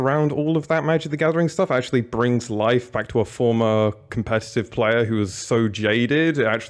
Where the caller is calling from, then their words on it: Berlin, Germany; I'm calling from Berlin, but I'm normally in the UK in London.